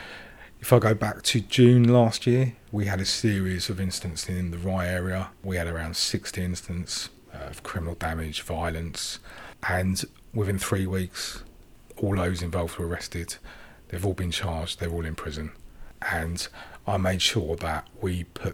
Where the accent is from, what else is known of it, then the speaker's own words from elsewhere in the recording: Sri Lanka; now in United Kingdom; I was born in Sri Lanka